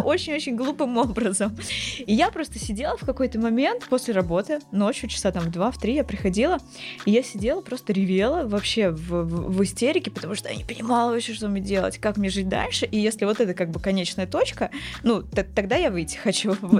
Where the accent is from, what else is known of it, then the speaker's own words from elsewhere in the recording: Dmitrov, Moscow Oblast, Russia; Я не из Москвы, я из Дмитрова, это Подмосковье, не супер далеко